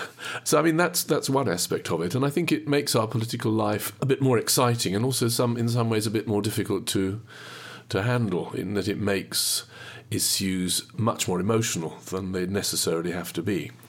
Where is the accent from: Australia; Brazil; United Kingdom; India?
United Kingdom; Midlands; now in Cambridge, United Kingdom; I was born and brought up in the Midlands, and I've lived most of my life in Cambridge